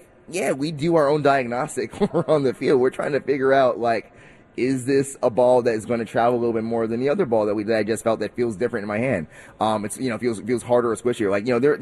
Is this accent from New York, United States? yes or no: yes; New York City, New York, United States; also born or lived in Harlem; I live in New York. I'm, you know, born, raised from Queens. I live in Harlem. Like, you know, I'm a New Yorker, you know, for life